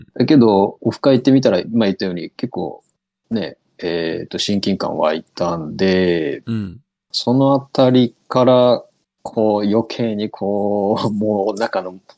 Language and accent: Japanese; Kitakyushu, Fukuoka, Japan; now in Kagawa, Japan; もともとね、九州で、出身なんですよ。